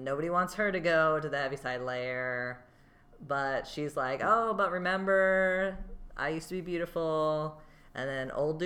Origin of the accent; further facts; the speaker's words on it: Georgia, United States; I'm from Georgia